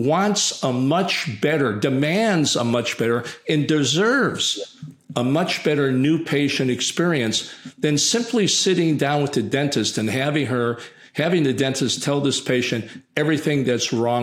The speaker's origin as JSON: {"language": "English", "country": "United States", "said": "I'm American"}